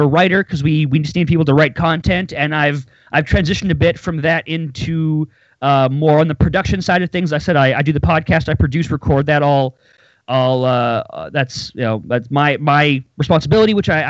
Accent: near Winnipeg, Manitoba, Canada; I'm Canadian. I live now in a city called Winnipeg. I was born near it.

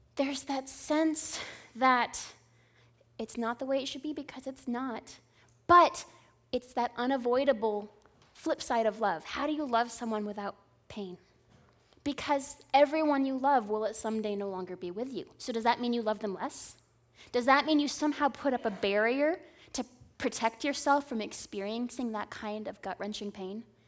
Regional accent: Southern California, United States; also born or lived in Indiana; growing up in Southern California

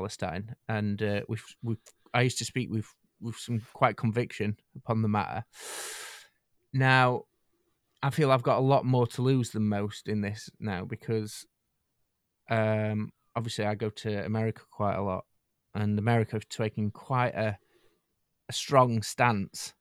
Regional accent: United Kingdom; us as a British nation

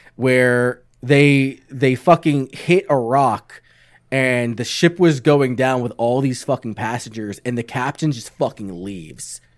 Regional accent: New York, United States; I'm from New York.

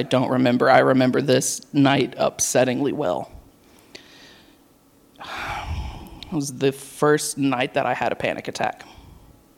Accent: Knoxville, Tennessee, United States; moved away as an adult; also born or lived in Murfreesboro, Tennessee; I was born and raised in Knoxville.

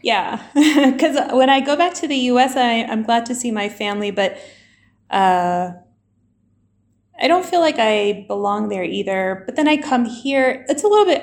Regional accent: Alabama, United States; moved away as an adult; also born or lived in Washington, D.C. / Chile / Germany; now in Iran; I grew up in the south of the US in Alabama

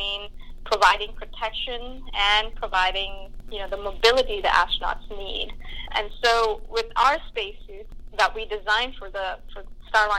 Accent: India; moved away; I grew up in India

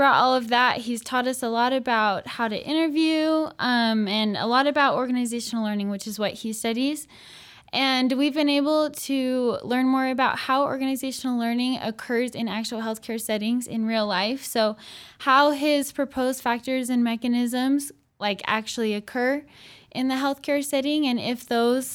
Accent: Gilbert, Arizona, United States; I'm from Gilbert, Arizona

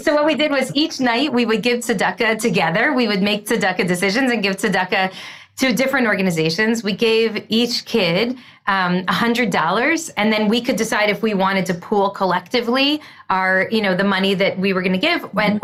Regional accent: United States; as an American

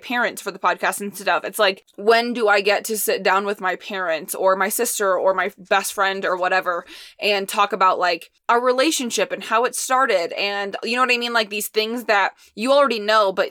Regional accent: Indiana, United States; moved away; being born and raised in Indiana

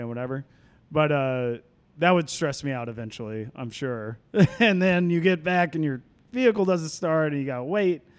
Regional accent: Fort Worth, Texas, United States; moved away as an adult; also born or lived in East Coast; now in Seattle, United States; I am from Fort Worth, Texas.

